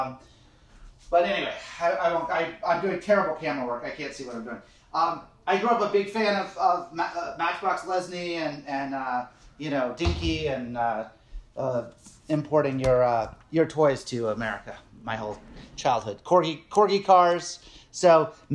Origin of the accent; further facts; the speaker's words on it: Nantucket, Massachusetts, United States; I grew up on Nantucket Island.